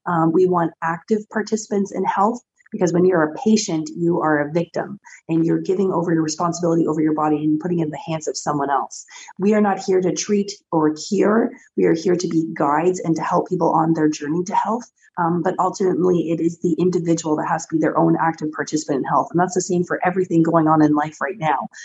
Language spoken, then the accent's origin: English; Canada